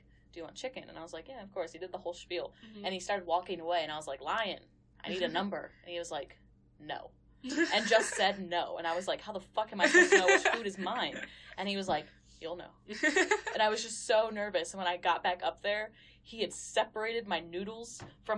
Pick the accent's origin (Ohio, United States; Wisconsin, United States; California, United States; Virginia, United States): Virginia, United States; Virginia Beach; moved away; I'm from Virginia Beach.